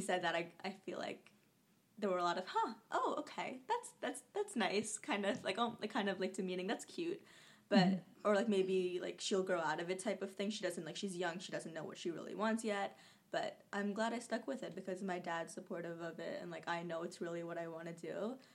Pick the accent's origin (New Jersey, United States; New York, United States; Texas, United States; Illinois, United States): New Jersey, United States; born or raised there; also born or lived in Kolkata, India; now in Jersey City, United States